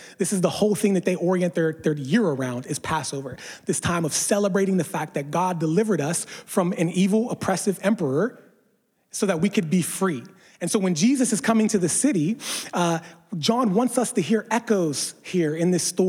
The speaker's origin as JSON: {"language": "English", "region": "East Coast", "country": "United States", "tie": "born or raised there", "said": "I didn't grow up in California with palm trees all around. I grew up on the East Coast."}